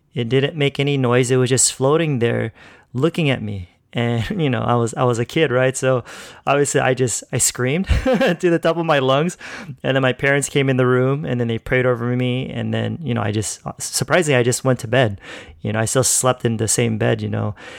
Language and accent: English; California, United States; now in Philippines; I grew up in California pretty much my whole life. So, yeah, that's where I was born and raised.